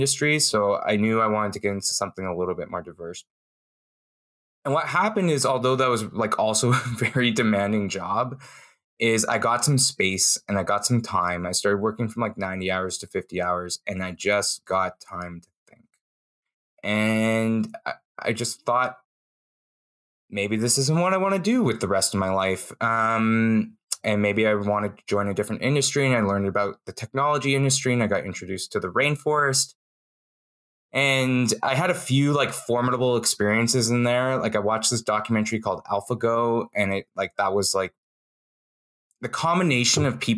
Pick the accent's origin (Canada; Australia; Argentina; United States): Canada; Calgary, Alberta; also born or lived in Toronto; I moved here when I was very young, 6 months. And I grew up in Calgary.